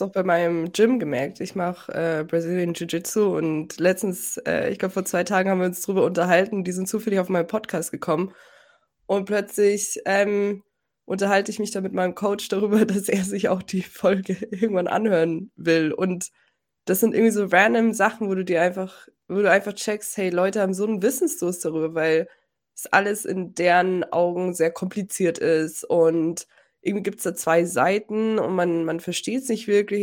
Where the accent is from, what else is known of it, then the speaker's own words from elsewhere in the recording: Germany; ich bin Deutsche